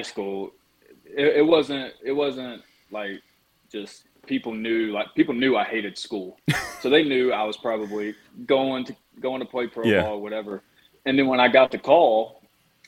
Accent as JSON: {"language": "English", "region": "Mississippi", "country": "United States", "tie": "born or raised there", "said": "growing up in Mississippi, I was always a Mississippi State fan"}